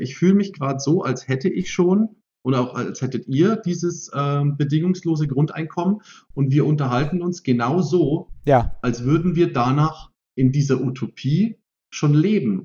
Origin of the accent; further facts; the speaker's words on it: Germany; als Deutsche